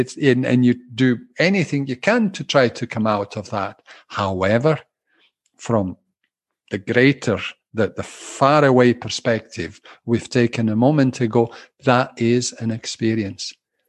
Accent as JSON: {"language": "English", "town": "Glasgow", "region": "Scotland", "country": "United Kingdom", "said": "they hear Italian undertones and Scottish undertones in my speaking. Yes, I'm a tally. I'm a Glaswegian Italian."}